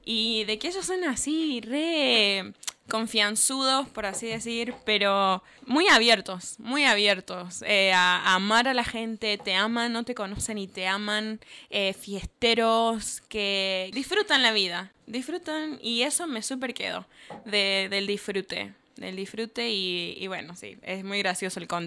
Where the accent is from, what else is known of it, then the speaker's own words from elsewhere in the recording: Argentina; Sí, o sea, yo soy argentino